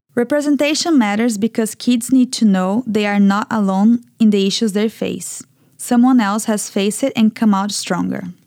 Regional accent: U.S. Virgin Islands; feeling very isolated and very bullied growing up on Saint Thomas

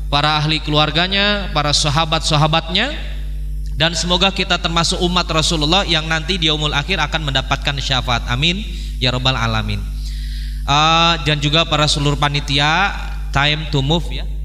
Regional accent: Semarang, Central Java, Indonesia; Alhamdulillah saya asli Semarang

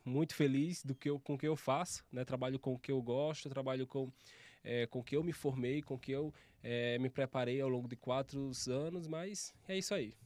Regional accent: interior of Alagoas, Brazil; moved away as an adult; now in São Paulo, Brazil; Eu passei, morei praticamente minha vida inteira no interior de Alagoas

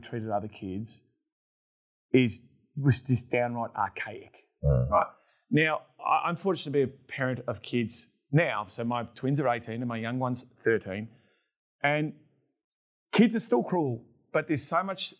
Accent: Melbourne, Victoria, Australia; growing up in Melbourne

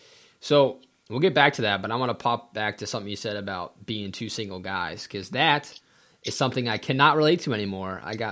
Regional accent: New Jersey, United States; also born or lived in Eastern Pennsylvania; now in Selinsgrove, United States; Well, originally I'm from New Jersey. Moved out to Eastern Pennsylvania. I went to school at LACO with Dan. And, oh, okay. So I live now, you know, 10 minutes outside of Salins Grove.

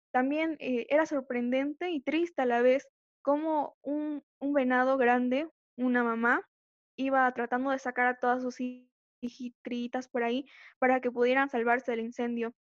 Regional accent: Bolivia; soy de Bolivia

